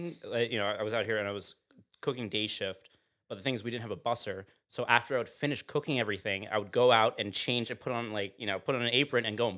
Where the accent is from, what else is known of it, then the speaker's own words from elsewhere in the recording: Sag Harbor, New York, United States; I grew up in Sag Harbor